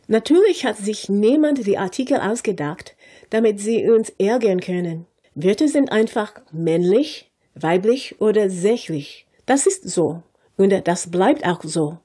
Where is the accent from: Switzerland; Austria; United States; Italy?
United States; German is a second language; als Amerikanerin